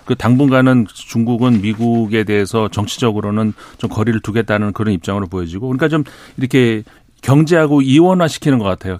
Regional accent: South Korea; 제가 한국 사람이라서

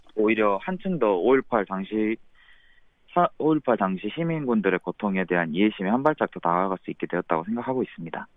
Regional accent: Gwangju, South Korea; 저는 광주광역시에서 태어나 자라가서

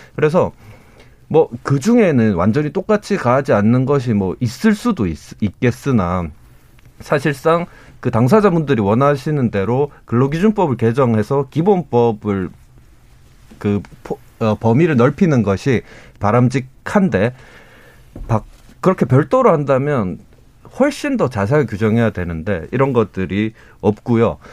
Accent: Daegu, South Korea; 제가 이제 대구 출신인데

